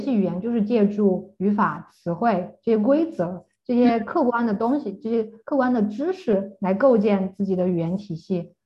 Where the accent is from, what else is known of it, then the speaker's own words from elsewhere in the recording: China; now in Germany; 我们中国人